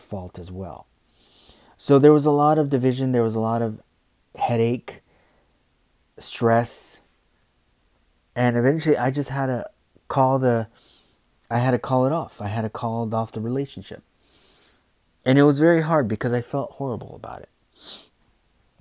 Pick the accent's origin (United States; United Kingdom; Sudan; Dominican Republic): United States; I'm American